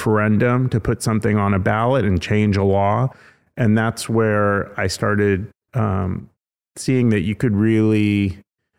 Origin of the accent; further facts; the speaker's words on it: California, United States; moved away as an adult; now in Tennessee, United States; I was born in California